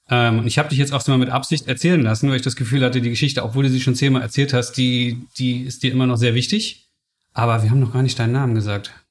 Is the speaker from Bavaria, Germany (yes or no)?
no; Solingen, North Rhine-Westphalia, Germany; also born or lived in Spain; now in Berlin, Germany; Ich bin aufgewachsen in Solingen, im hm. Bergischen Land.